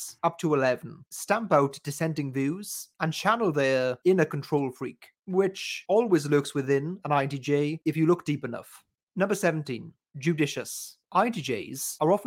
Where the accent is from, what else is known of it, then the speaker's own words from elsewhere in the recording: United Kingdom; as a Brit